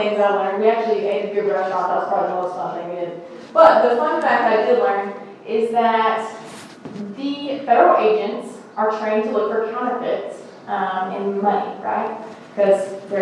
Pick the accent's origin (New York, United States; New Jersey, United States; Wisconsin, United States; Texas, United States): Texas, United States; I'm so Texan